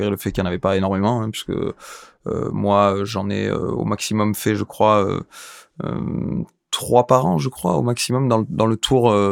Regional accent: Biarritz, Nouvelle-Aquitaine, France; On a grandi avec nous à la Côte des Basques.

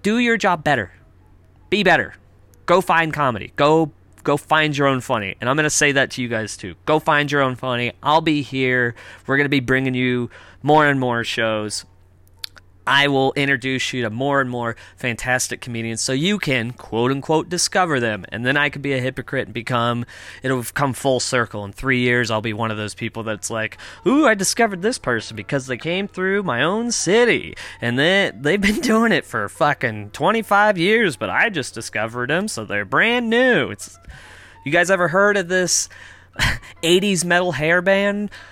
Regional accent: United States; now in Toronto, Canada; I'm American.

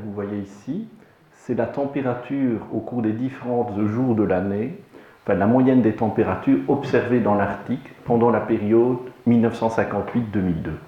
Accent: Liège, Wallonia, Belgium; Je suis liégeois

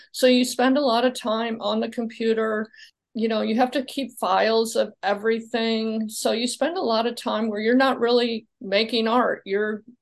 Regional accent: Midwest, United States; also born or lived in Illinois / Kentucky / Indiana; So um, I'm from the Midwest. I started out in Illinois, and then my family moved to Kentucky, and then I ended up in Indiana before all before I came here to Florida.

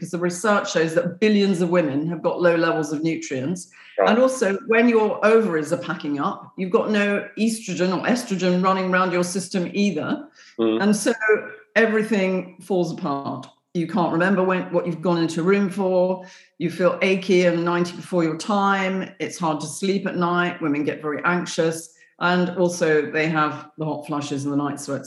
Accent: England, United Kingdom; I came from England

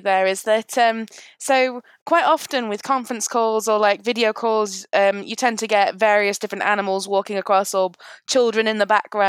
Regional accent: Lincoln, East Midlands, United Kingdom; moved away as an adult; now in London, United Kingdom; I'm from Lincoln originally. I'm living in London right now. But when I was living in Lincoln, my house that I own is on RAF Scampton Base.

